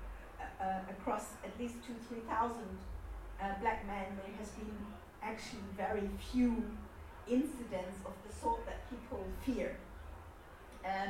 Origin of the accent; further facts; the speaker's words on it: Germany; I grew up in Germany